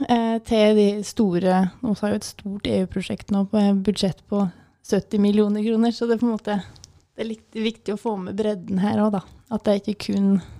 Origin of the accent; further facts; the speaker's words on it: Vinstra, Innlandet, Norway; Kommer fra Gudbrandsdalen, det er litt eh, greit å nevne. Jeg kommer fra Vinstra.